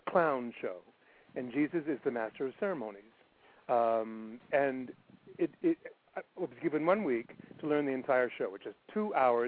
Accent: Ottawa, Ontario, Canada; moved away; I was born in Ottawa.

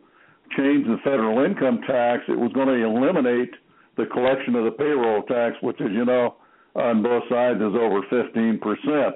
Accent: Norwich, Connecticut, United States; I was born in Norwich, Connecticut

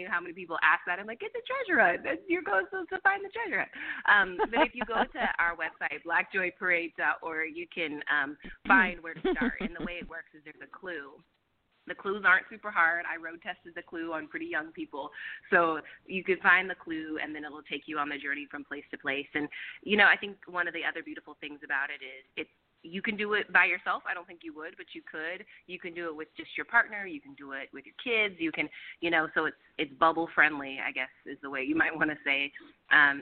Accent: Roseville, California, United States; now in Oakland, United States; I'm actually from Sacramento area, a town called Roseville

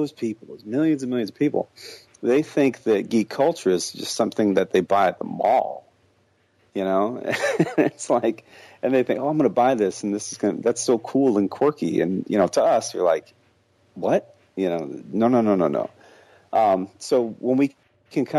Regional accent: Midwest, United States; I grew up in the Midwest in a town that got decimated by, you know, everything.

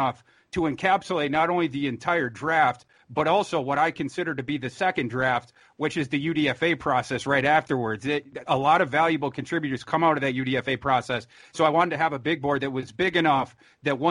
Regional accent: Minnesota, United States; I'm from Minnesota

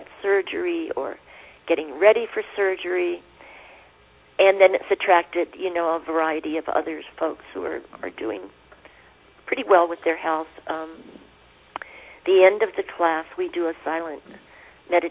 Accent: Pennsylvania, United States; now in Santa Fe, United States; I was born in Pennsylvania in coal mining country

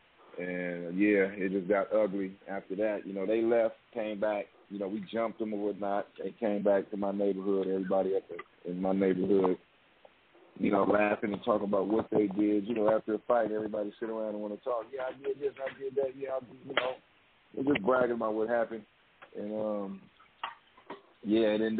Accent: San Francisco, California, United States; I was originally, you know, from in Hunters Point

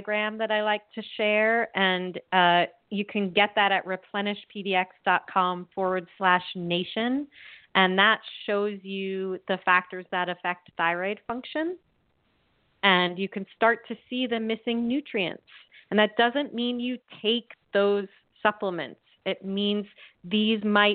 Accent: East Coast, United States; I was born and raised on the East Coast

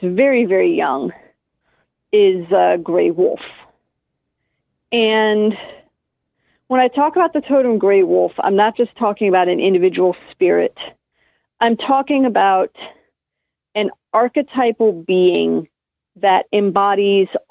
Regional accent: United States; I am American

